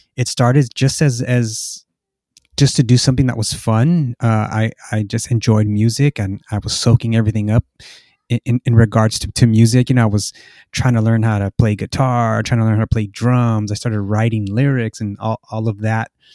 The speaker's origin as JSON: {"language": "English", "town": "Los Angeles", "region": "California", "country": "United States", "moved": "as an adult", "lives_now": "Norwalk, United States", "said": "I'm from Boyle Heights, which is a, uh, kind of area in East Los Angeles."}